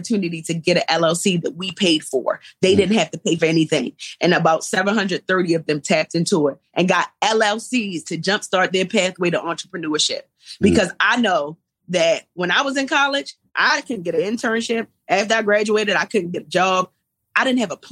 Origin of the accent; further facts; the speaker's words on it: Baltimore, Maryland, United States; moved away; also born or lived in Atlanta; I come from East Baltimore